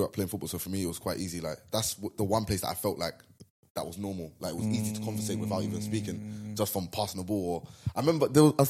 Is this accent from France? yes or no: no; London, United Kingdom; moved away as an adult; now in Amsterdam, Netherlands; I'm from ends, innit? So that's the toughest place I've ever been. So for me, it's like there's no tougher than that. And I'm not saying that I'm from London and there's no tougher place